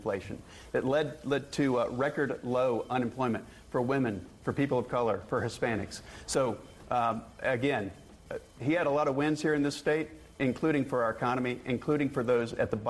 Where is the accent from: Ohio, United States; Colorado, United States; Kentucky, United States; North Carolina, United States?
North Carolina, United States; I tell people that my style is distinctly North Carolinian. And I was born here in North Carolina, educated in state schools and public high schools. So I'm a true North Carolinian through and through.